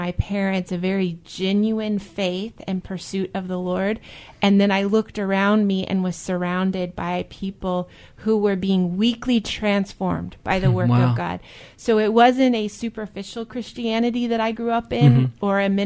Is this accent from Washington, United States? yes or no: yes; Seattle, Washington, United States; also born or lived in southern United States; I grew up at Westgate Chapel. I grew up in the Seattle area